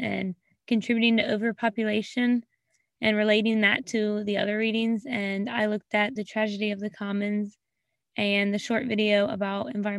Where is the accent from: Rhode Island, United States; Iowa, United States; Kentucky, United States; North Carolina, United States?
North Carolina, United States; Ocracoke; I'm a sophomore and I'm majoring in English. I'm from Ocracoke Island, North Carolina.